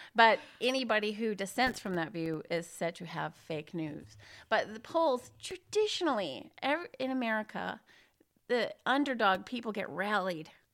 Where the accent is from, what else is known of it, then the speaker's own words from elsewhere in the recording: Illinois, United States; moved away; I'm actually from Illinois on the Mississippi River, small, conservative town